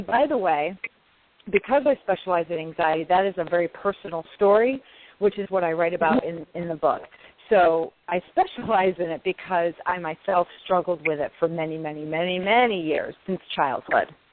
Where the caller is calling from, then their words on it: upstate New York, United States; I'm calling from New York